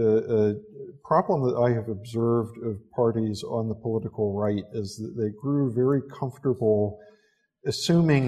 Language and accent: English; United States; now in London, United Kingdom; an American living here in London